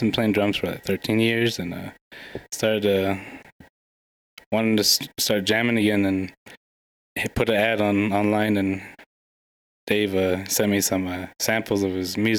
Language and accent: English; Gallup, New Mexico, United States; moved away as an adult; also born or lived in Naschitti, New Mexico; now in Phoenix, United States; I'm from Nascheti, New Mexico, but I moved here when I was a kid in Gallup, born and raised. But then 2016, moved out to Phoenix for like job opportunities.